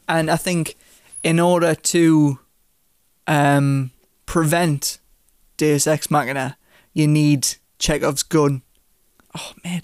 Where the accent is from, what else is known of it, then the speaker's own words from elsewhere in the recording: United Kingdom; As a British person